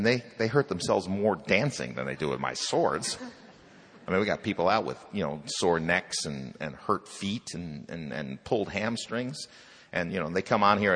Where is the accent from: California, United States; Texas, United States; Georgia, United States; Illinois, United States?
Illinois, United States; Chicago; I grew up in Chicago.